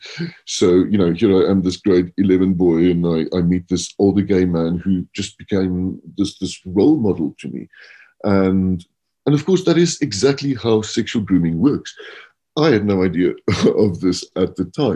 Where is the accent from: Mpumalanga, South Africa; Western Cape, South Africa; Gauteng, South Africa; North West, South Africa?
Western Cape, South Africa; Stellenbosch; moved away as an adult; also born or lived in London; now in Johannesburg, South Africa; I grew up in Stellenbosch